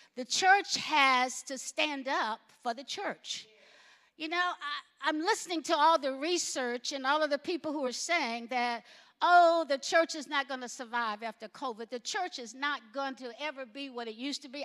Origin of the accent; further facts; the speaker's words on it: Alabama, United States; growing up in Alabama